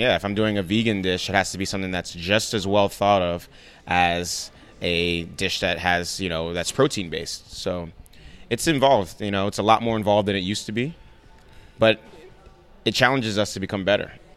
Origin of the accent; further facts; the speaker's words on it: New York City, New York, United States; also born or lived in Nigeria; We grew up in the Bronx in a one bedroom apartment